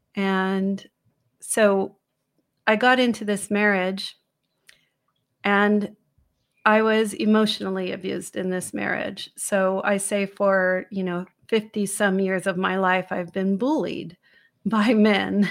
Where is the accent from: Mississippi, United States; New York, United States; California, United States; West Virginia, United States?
California, United States; San Francisco; I was born in the Haight Ashbury in San Francisco